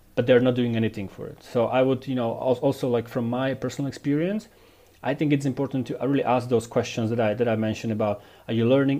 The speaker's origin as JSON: {"language": "English", "town": "Dubnica nad Váhom", "region": "Trenčín Region", "country": "Slovakia", "tie": "born or raised there"}